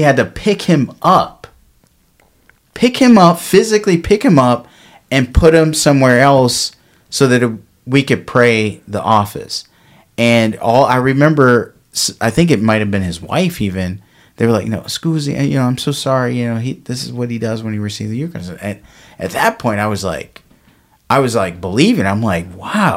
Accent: Detroit, Michigan, United States; I'm from Detroit

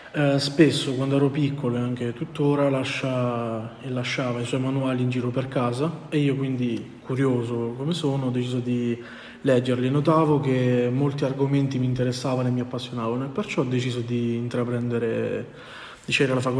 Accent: Abruzzo, Italy; io inizialmente, perché sono abruzzese, volevo andare a Teramo

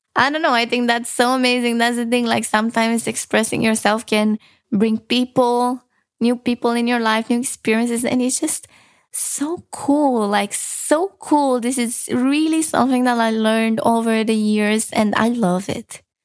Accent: Romania; moved away; I'm from Romania

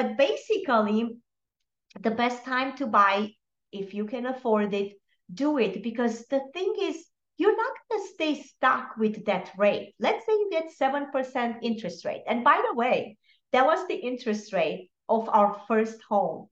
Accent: Romania; moved away; I am originally from Romania

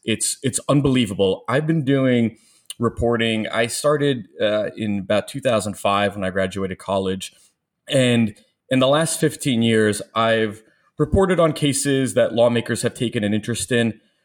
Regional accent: Long Island, New York, United States; moved away; also born or lived in Florida / Missouri / Bronx; I grew up in Long Island

